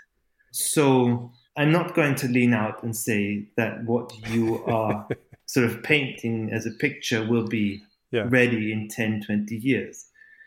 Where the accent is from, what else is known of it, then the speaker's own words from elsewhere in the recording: Austria; also born or lived in Calgary, Canada / Germany; I've been born in Canada, but my accent is not from Calgary. My parents are Austrian, and so they dragged me back to Austria and Germany, and that's where I started to learn language